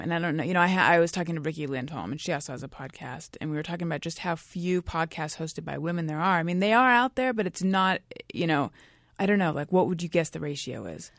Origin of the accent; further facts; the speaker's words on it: Orange County, California, United States; also born or lived in New York; now in California, United States; I grew up in Orange County, California, which is also where Gary grew up.